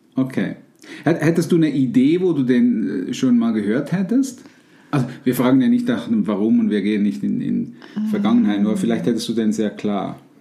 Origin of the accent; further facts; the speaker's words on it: Switzerland; bei uns in der Schweiz